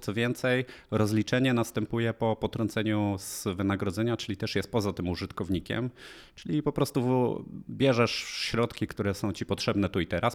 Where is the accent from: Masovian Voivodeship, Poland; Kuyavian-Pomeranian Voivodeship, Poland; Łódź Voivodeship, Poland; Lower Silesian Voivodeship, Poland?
Lower Silesian Voivodeship, Poland; Polanica-Zdrój; moved away as an adult; now in Warsaw, Poland; pochodzę z Polanicy Zdroju, przepięknej uzdrowiskowej miejscowości